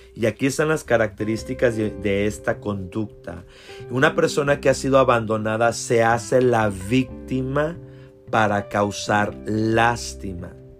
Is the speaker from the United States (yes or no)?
yes; South Texas, United States; como decimos nosotros acá en el sur de Texas